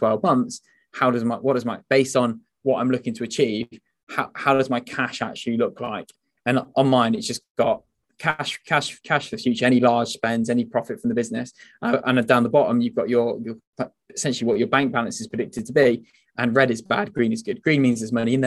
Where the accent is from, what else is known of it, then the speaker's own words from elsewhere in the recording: the Northwest, North West England, United Kingdom; we're both from the Northwest